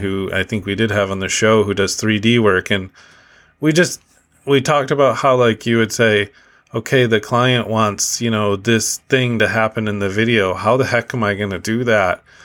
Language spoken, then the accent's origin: English; Midwest, United States; moved away as an adult; now in Canada; I was from the Midwest, which was predominantly, um, white Dutch people